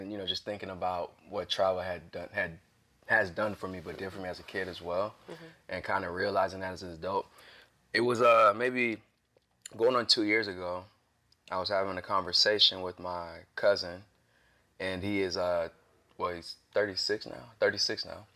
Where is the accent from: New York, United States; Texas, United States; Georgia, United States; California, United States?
Georgia, United States; Morrow; also born or lived in Heidelberg, Germany / Darmstadt, Germany; I grew up on the south side of Atlanta, Clay County, Morrow